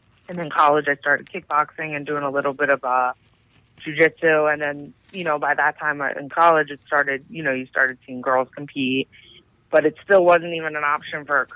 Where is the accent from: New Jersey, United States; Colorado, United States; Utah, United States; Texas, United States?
New Jersey, United States; I'm from New Jersey and I train in New York